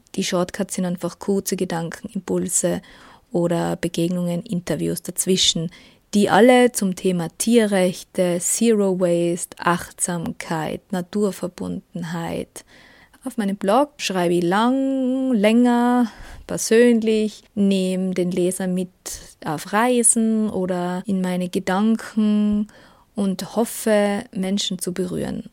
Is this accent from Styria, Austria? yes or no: no; Tyrol, Austria; accent: Tyrolean; ich komme aus Österreich und produziere dort eine vegane Radiosendung und einen veganen Podcast. Genauer lebe ich in Tirol, man hört es auch